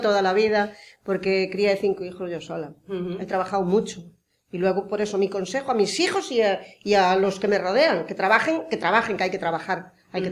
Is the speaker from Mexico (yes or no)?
no; Pontevedra, Galicia, Spain; Yo nací en Pontevedra, pero nací a dos kilómetros de Pontevedra. Pero mis padres tenían muchísimas fincas y muchísimos animales